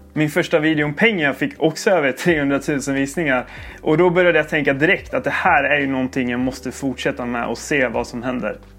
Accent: Sala, Västmanland, Sweden; now in Växjö, Sweden; Jag kommer från eh, Sala, Västmanland bodde jag innan.

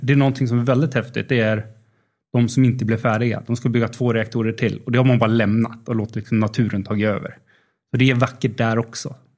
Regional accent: Uppsala, Uppsala County, Sweden; moved away as an adult; also born or lived in Linköping / Netherlands; jag kommer från Uppsala

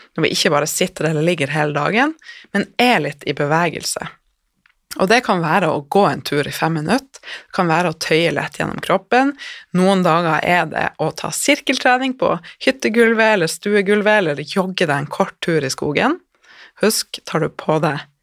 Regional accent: Northern Norway, Norway; Jeg er fra Nord-Norge

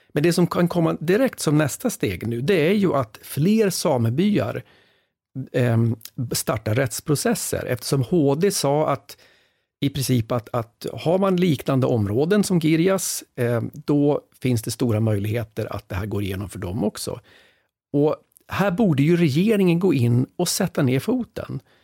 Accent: Västerbotten County, Sweden; jag är själv från Västerbotten

